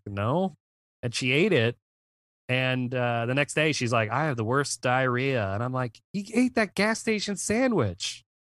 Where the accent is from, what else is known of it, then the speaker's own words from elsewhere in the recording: Virginia, United States; I'm from Virginia